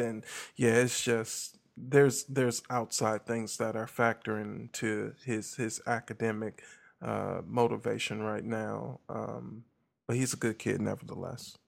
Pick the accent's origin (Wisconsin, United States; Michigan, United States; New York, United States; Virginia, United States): Wisconsin, United States; Milwaukee; now in Millington, United States; I'm actually originally from Milwaukee, Midwest